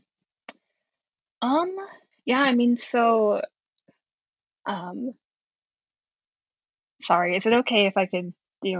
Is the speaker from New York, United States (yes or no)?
no; Connecticut, United States; I'm from Connecticut.